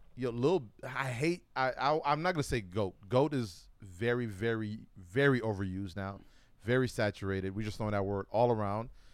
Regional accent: Buffalo, New York, United States; born or raised there; now in Oregon, United States

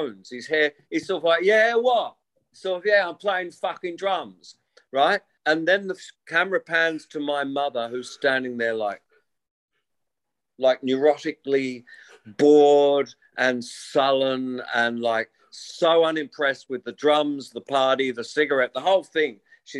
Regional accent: Wollongong, New South Wales, Australia; also born or lived in England; to be an English kid was definitely a tiny, slight disadvantage in this ridiculous microcosm of a high school in Wollongong, of a infant school

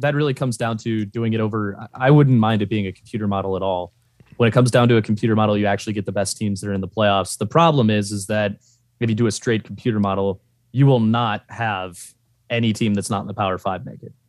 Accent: Ohio, United States; grew up in Ohio, just from living in Ohio

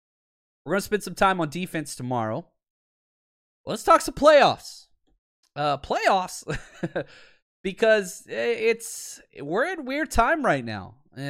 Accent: Dallas, Texas, United States; moved away; I'm from Dallas, so it'd be cool to go home and party with some buddies.

